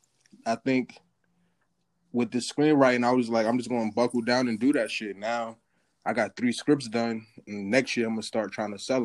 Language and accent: English; East Orange, New Jersey, United States; moved away; I'm from Jersey though. I went to East Orange High.